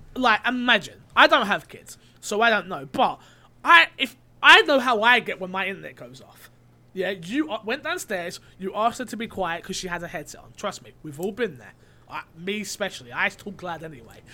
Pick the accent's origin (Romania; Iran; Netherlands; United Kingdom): United Kingdom; I'm not American. They don't let, they don't let Brits on there.